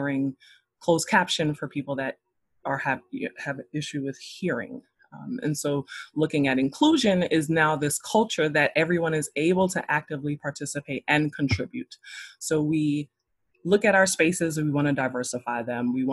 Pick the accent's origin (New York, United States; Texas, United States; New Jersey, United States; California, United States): New York, United States; New York City; now in North Carolina, United States; I am originally from Brooklyn, New York. I currently live in North Carolina